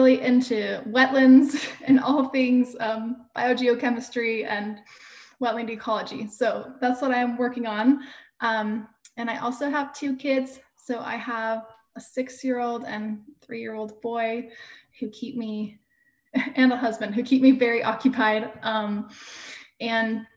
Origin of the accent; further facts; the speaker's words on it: Houston, Texas, United States; moved away as an adult; also born or lived in Utah; I grew up in Houston